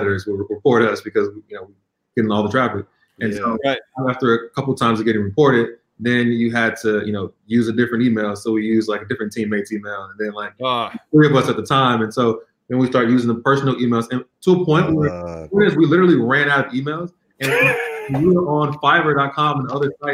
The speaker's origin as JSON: {"language": "English", "town": "Chicago", "region": "Illinois", "country": "United States", "also_born_or_lived": "San Francisco, California", "moved": "as an adult", "lives_now": "New York, United States", "said": "I'm actually originally from Chicagoland area."}